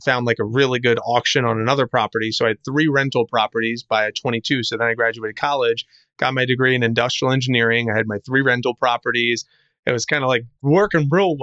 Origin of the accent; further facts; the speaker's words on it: New Jersey, United States; now in Tampa, United States; I grew up in New Jersey, live in Tampa, Florida right now